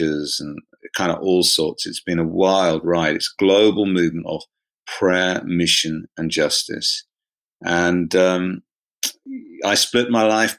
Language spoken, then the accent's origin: English; South East England, United Kingdom; accent: home counties, southeast of England, London accent; also born or lived in United States; they'd probably call it a home counties, southeast of England, London accent. My mum's Scottish, so she has a Scottish accent, but I grew up in the southeast